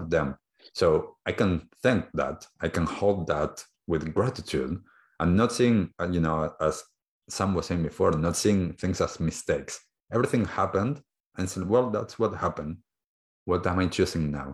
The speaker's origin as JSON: {"language": "English", "country": "Argentina", "tie": "born or raised there", "moved": "yes", "lives_now": "New Zealand", "said": "I grew up in Argentina"}